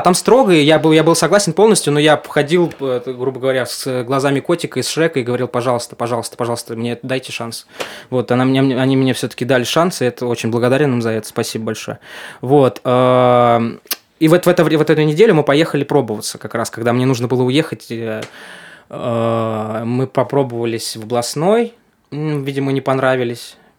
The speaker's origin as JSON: {"language": "Russian", "town": "Yurga", "region": "Kemerovo Oblast", "country": "Russia", "also_born_or_lived": "Novosibirsk / Saint Petersburg", "moved": "as an adult", "lives_now": "Moscow, Russia", "said": "из Сибири, там, город Юрга"}